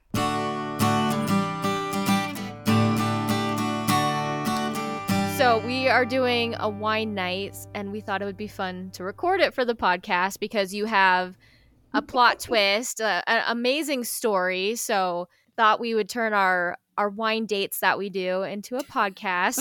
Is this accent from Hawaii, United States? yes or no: no; Colorado, United States; moved away as an adult; I'm from Colorado, so we were far away from home